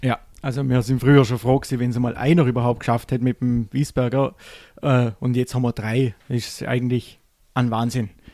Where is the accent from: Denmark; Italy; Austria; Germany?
Austria; Vorarlberg; bei uns im Ländle